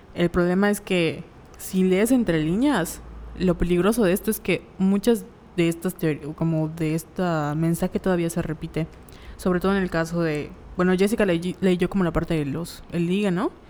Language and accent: Spanish; Mexico; como mexicanos